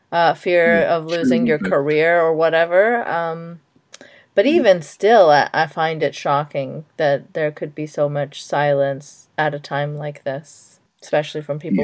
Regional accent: Pakistan; As a Pakistani, I grew up, you know, when I was little, certainly I used to watch a lot more Bollywood movies.

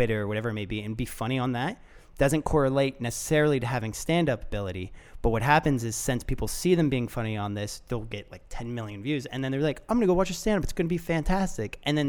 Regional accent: Florida, United States; And I'm not from Toronto. Mm-hmm. I'm from Florida.

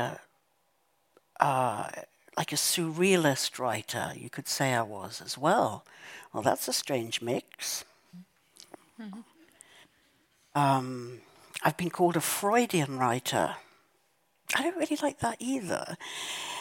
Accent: South Africa; growing up in South Africa and the violence of apartheid

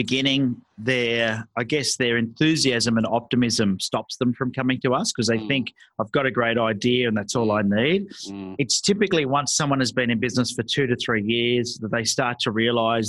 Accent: Sydney, New South Wales, Australia; I was born in Sydney, Australia. My parents were from England, so I'm first generation here

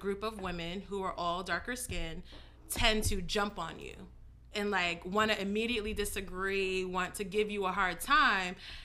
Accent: New York, United States; I'm from New York

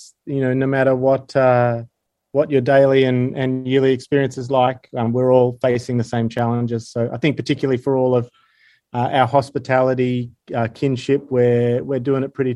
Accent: Sydney, New South Wales, Australia; I'm from Sydney originally. I grew up close to Northern Beaches, moved around a little bit, but yeah, pretty much all Sydney.

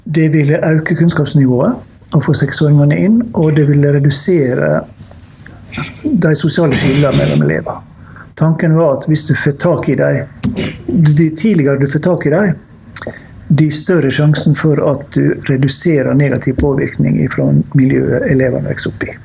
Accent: Ørsta, Møre og Romsdal, Norway; Ørsta kommune, der jeg vokste opp

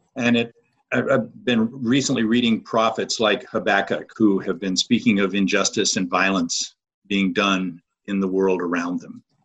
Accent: North Georgia, United States; I'm from North Georgia area, live in the Canton area, which is north of Atlanta

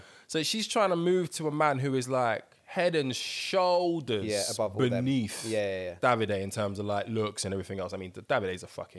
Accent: Dublin, Leinster, Ireland; I'm from Dublin.

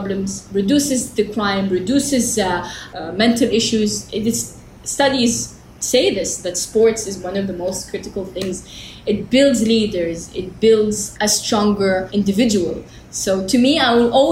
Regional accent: Jeddah, Makkah Province, Saudi Arabia; I was born in Jeddah, Hayya Rawda, in the desert

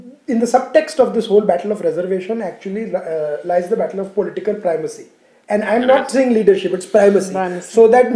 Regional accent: Gujarat, India; my home state of Gujarat

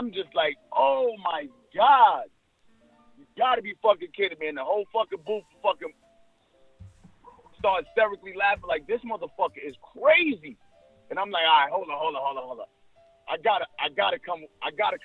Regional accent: New York City, New York, United States; We grew up around the same areas. He's from Coney Island. I'm from Flatbush

